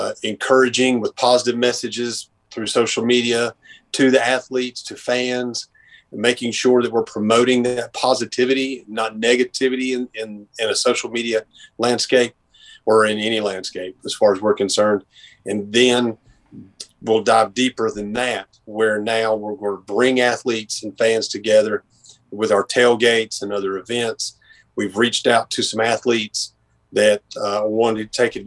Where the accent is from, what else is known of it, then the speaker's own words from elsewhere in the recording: Boone, North Carolina, United States; now in Dobson, United States; I'm originally from Boone or the Boone area. Grew up on Grandfather